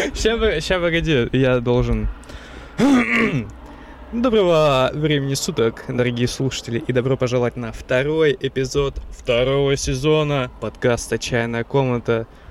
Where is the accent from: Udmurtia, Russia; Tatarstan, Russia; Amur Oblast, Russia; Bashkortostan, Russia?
Amur Oblast, Russia; Blagoveshchensk; moved away; моего родного города Благовещенска